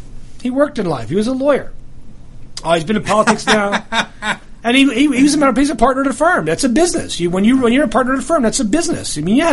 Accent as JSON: {"language": "English", "region": "New Jersey", "country": "United States", "said": "I'm from Jersey. It's a Jersey thing, you know. Jersey guys stick together."}